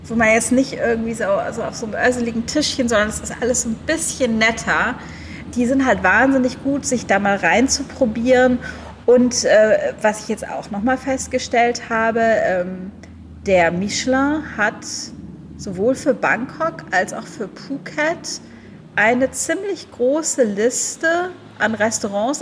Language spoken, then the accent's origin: German; Germany; now in Thailand; als Deutsche